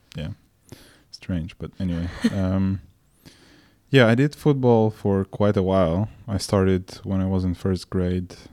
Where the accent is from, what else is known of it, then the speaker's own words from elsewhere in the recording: Moldova; moved away; I was born and raised in Moldova